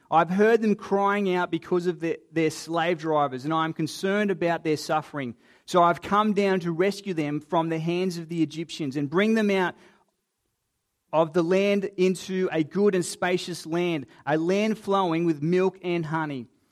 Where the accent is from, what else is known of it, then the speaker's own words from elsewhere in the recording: Queensland, Australia; also born or lived in Sydney, Australia; now in Adelaide area, Australia; being a Queenslander by birth